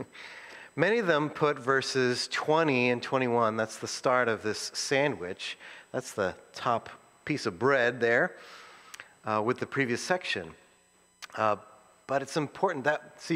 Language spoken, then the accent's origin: English; New England, United States; I was born and raised in New England